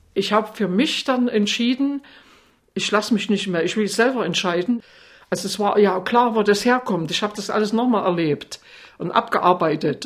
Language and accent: German; Altenburg, Thuringia, Germany; bei uns in Altenburg gab es noch eine sehr gute in der DDR